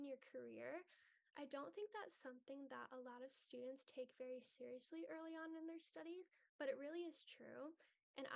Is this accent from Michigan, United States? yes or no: yes; Detroit, Michigan, United States; I grew up in Metro Detroit.